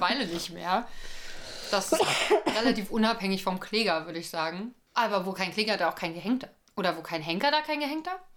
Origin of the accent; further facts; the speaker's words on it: Berlin, Germany; Wir sind ja Berliner